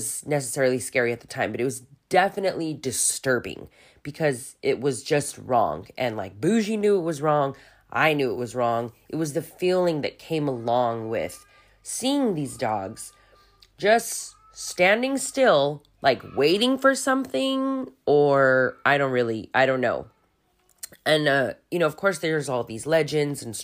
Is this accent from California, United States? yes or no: yes; Hacienda Heights, California, United States; now in Germany; Most of my childhood I spent in Hacienda Heights, which is a little suburb east